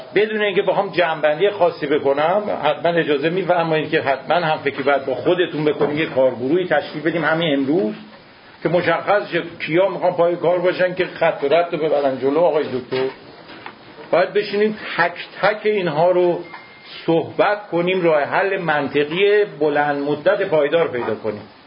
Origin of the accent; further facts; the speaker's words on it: Iran; ما ایرانیم